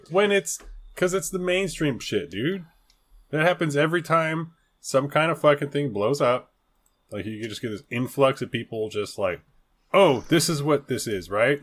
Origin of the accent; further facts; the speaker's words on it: California, United States; accent: Californian; I never knew there was a Californian accent